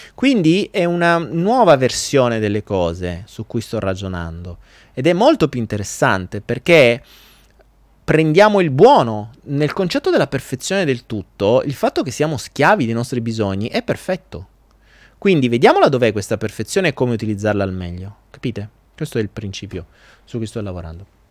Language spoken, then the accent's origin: Italian; Foggia, Apulia, Italy; io non sono napoletano, sono foggiano